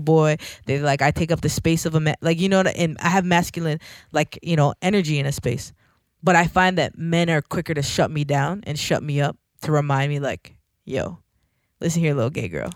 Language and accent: English; Toronto, Ontario, Canada; I'm from Scarborough